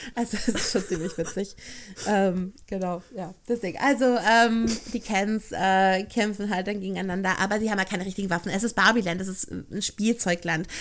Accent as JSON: {"language": "German", "area": "Ruhr area", "region": "North Rhine-Westphalia", "country": "Germany", "said": "ich komme aus NRW"}